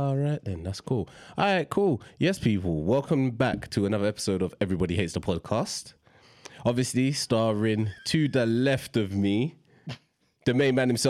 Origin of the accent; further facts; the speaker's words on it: London, United Kingdom; we're from South London